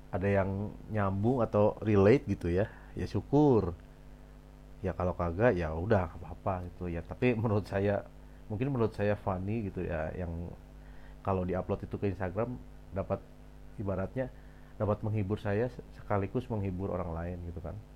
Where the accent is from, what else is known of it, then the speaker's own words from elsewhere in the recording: Bandung, West Java, Indonesia; also born or lived in Surabaya / Cirebon; kalau lahir ya lahir di Surabaya lalu gede di Bandung tapi SMA tiba-tiba gue pindah ke Cirebon gitu abis dari situ gue kuliah balik lagi ke Bandung